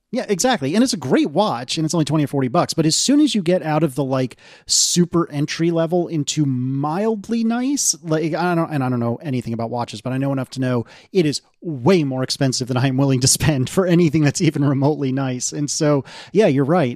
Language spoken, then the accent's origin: English; United States; I'm an American